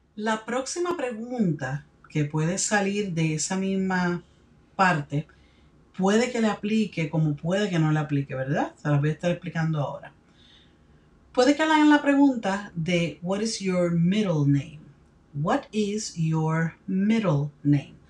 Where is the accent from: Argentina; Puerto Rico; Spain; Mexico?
Puerto Rico; My country of birth is Puerto Rico.